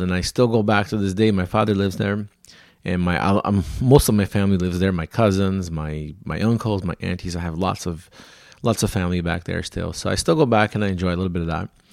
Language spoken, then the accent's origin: English; São Paulo, Brazil; moved away; I was born in Brazil, in, in a city called São Paulo